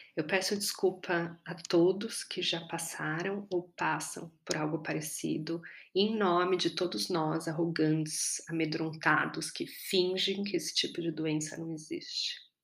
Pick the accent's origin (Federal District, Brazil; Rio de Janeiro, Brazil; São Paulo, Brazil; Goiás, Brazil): São Paulo, Brazil; Eu sou paulistana